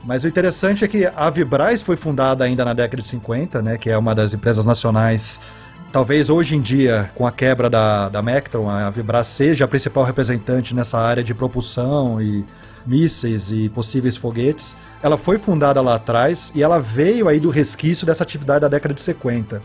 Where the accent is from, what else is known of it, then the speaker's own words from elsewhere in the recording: Brazil; moved away as an adult; also born or lived in Toulouse, France; como brasileiro